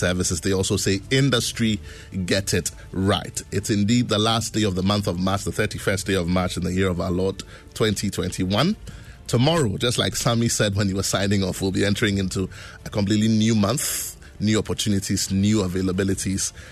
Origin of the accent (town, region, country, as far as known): Ghana